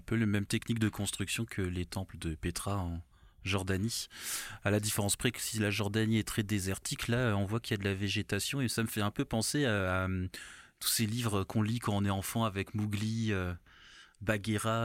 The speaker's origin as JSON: {"language": "French", "area": "Alsace", "region": "Grand Est", "country": "France", "also_born_or_lived": "Benin", "said": "chez moi en Alsace"}